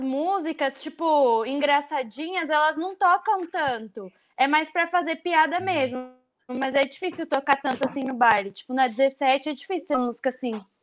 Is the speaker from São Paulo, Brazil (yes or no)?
yes; São Paulo, Brazil; sou do Capão Redondo